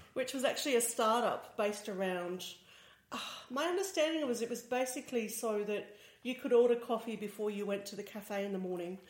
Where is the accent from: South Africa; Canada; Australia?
Australia; accent: Australian; now in Berlin, Germany; as you can probably guess by my accent, I'm Australian